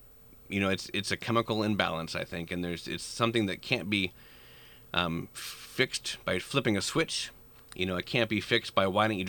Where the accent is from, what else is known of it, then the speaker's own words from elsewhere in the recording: Bellevue, Nebraska, United States; I mentioned that I grew up in Bellevue, Nebraska